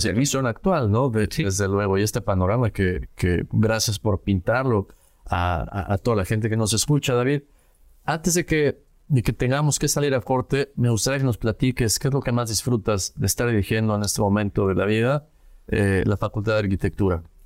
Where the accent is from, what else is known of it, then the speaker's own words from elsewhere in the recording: Querétaro, Mexico; salir de mi ciudad de origen, yo crecí en Querétaro